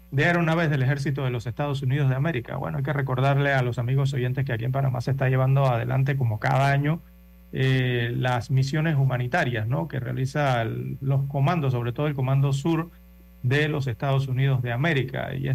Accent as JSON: {"language": "Spanish", "country": "Western Sahara", "second_language": "Spanish", "said": "vengo del Sahara Occidental, de es una colonia, ex colonia española, y por eso hablo español."}